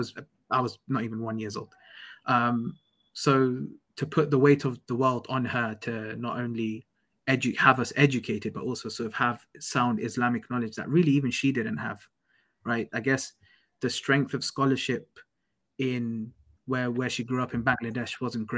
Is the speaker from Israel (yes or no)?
no; London, United Kingdom; moved away as an adult; I'm away from home. I'm away from London.